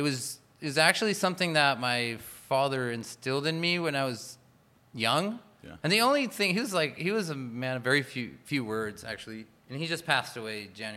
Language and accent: English; Chula Vista, California, United States; I was born and raised in Chula Vista.